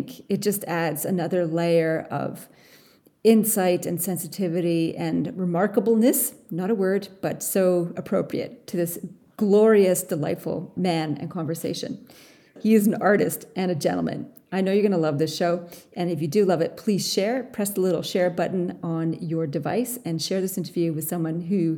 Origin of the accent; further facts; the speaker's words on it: Canada; now in Australia; I am a Canadian Australian who loves to work with CEOs and teams on the people stuff in leadership.